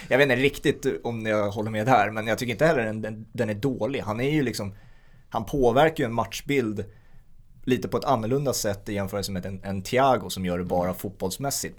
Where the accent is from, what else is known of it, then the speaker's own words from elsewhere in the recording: Sweden; vi som svenskar